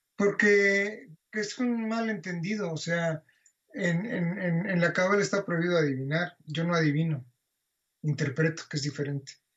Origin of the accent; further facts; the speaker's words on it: Mexico; moved away as an adult; also born or lived in Barcelona; Cuando yo salí de México en el año 82